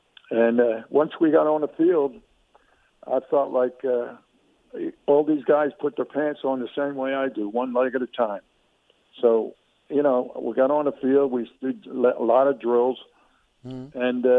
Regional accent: Philadelphia, Pennsylvania, United States; But it's my hometown

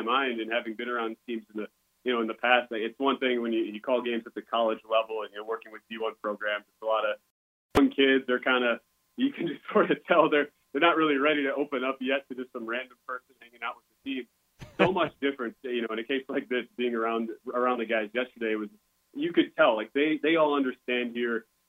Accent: Wisconsin, United States; when I grew up, I'm from Wisconsin, so, and when you grow up in Wisconsin in the early 90s

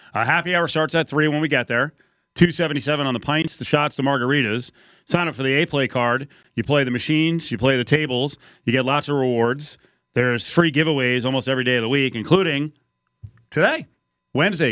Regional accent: New Jersey, United States; now in Las Vegas, United States; I'm from New Jersey.

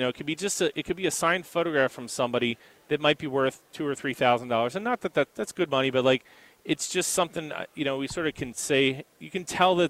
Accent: Philadelphia, Pennsylvania, United States; We're from Philly, so first of all, we know who's going to win the game.

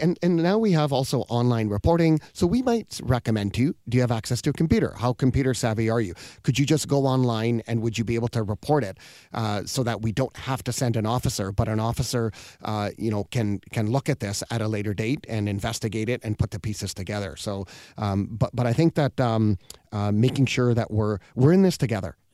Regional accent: British Columbia, Canada; I'm born here, so I'm, I'm Canadian

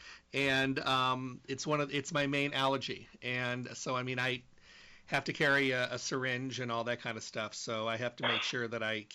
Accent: Midwest, United States; moved away; I'm from the Midwest

